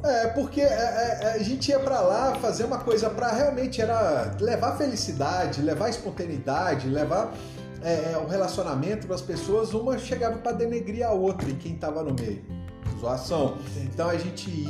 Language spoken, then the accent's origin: Portuguese; João Monlevade, Minas Gerais, Brazil; also born or lived in Uberaba / Itabira / Governador Valadares; eu saí de Uberaba, fui lá para João Levade, aqui pertinho, cidade da minha mãe e tudo mais. E, e fui estudar na escola estadual